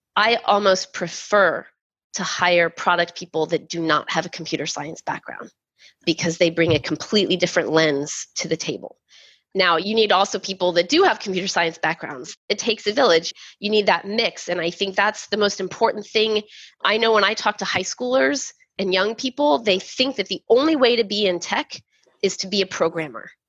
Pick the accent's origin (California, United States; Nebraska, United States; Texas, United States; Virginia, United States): Texas, United States; growing up in Texas in the 80s